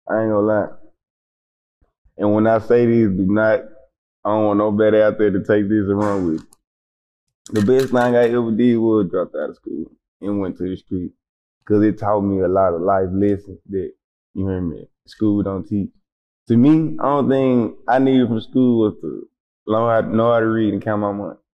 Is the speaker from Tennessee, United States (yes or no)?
yes; Memphis, Tennessee, United States; moved away as an adult; now in Atlanta, United States; South Memphis. On my side, I'm from South Memphis.